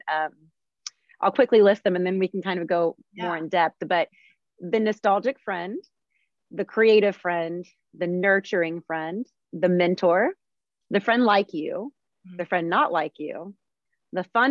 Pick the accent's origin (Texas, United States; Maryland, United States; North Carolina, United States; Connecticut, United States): Texas, United States; Houston; also born or lived in Arizona / New York City; I was born and raised in Houston.